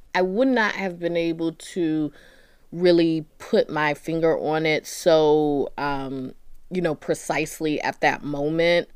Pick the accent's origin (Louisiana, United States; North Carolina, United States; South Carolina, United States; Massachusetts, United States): North Carolina, United States; Durham; moved away as an adult; also born or lived in Washington, D.C.; I'm from Durham, North Carolina